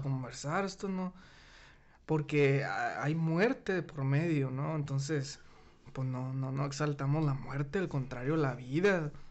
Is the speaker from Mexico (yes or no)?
yes; Mexico; Somos los mismos mexicanos